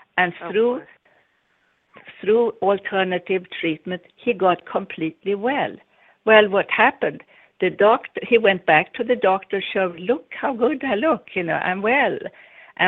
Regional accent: Sweden; also born or lived in United States; now in Florida, United States; I'm Swedish, although I'm also American

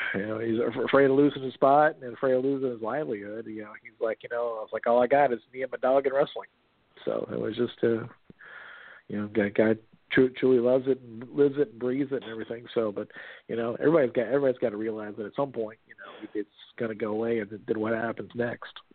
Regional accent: Miami, Florida, United States; also born or lived in Texas; now in Louisville, United States; I was born and raised in Miami

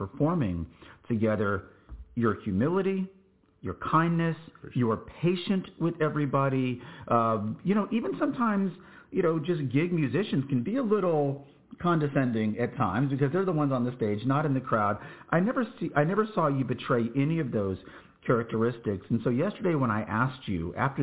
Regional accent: New Braunfels, Texas, United States; in my hometown of New Braunfels, Texas

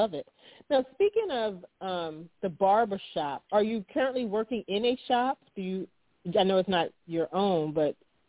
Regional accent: Baltimore, Maryland, United States; I'm from Baltimore

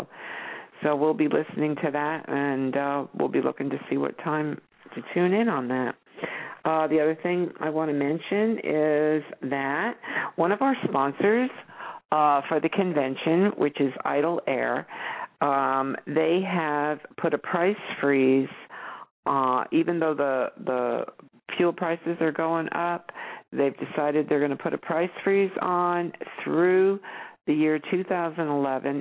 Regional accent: New York, United States; moved away; I grew up in New York. I spent, you know, a good portion of my life there

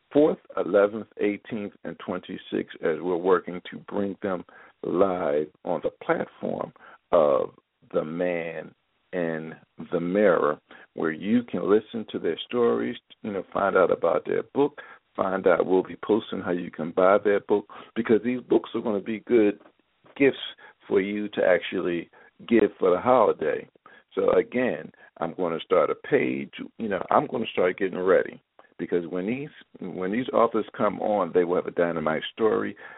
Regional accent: Philadelphia, Pennsylvania, United States; moved away; also born or lived in Baltimore; ever since I was a little boy growing up in Philadelphia

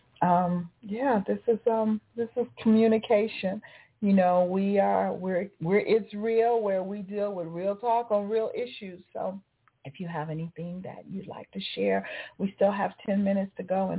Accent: Las Vegas, Nevada, United States; now in Atlanta, United States; growing up in Vegas, yeah, we had Lake Mead

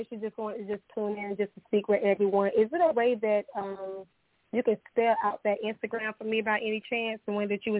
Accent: Columbia, South Carolina, United States; accent: Southern; I'm from Columbia, South Carolina.

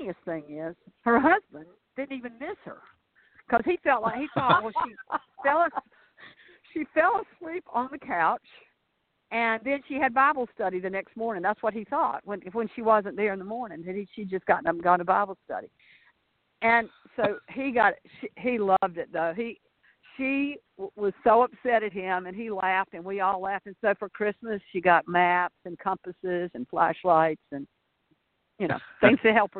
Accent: Raeford, North Carolina, United States; I'm from Rayford, North Carolina

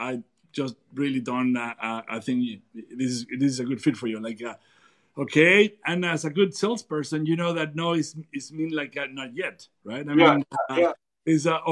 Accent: Durango, Mexico; I'm from Durango and this is my tradition

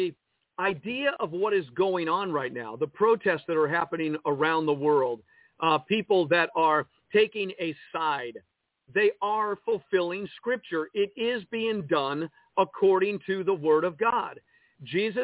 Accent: United States; As an American citizen

